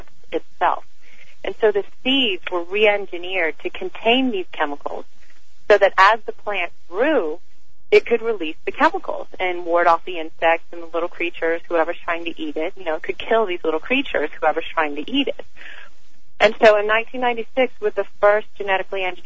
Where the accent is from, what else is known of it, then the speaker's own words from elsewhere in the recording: the South, United States; I grew up in the South